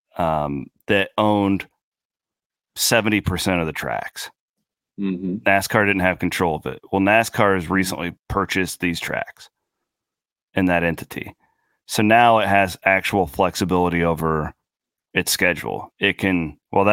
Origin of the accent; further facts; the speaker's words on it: rural Iowa, United States; now in Des Moines, United States; I would love to live in my hometown